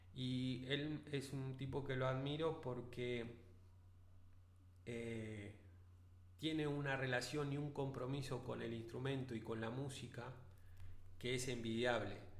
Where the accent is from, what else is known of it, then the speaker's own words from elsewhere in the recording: Vista Alegre, Neuquén, Argentina; also born or lived in Centenario; soy de Vista Alegre, nacido en Centenario, sí, en Centenario